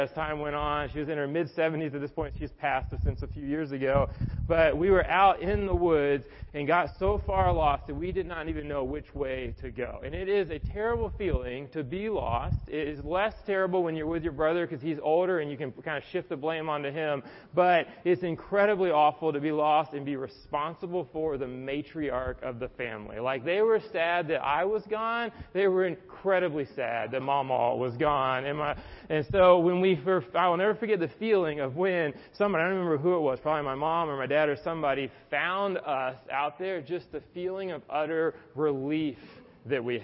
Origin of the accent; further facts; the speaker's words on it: the South, United States; now in Atlanta, United States; I was from the South